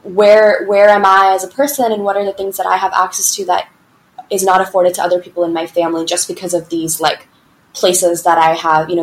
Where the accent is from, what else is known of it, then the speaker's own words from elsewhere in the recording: Georgia, United States; moved away as an adult; now in Sri Lanka; I grew up in Georgia, actually. So I grew up in the Deep South.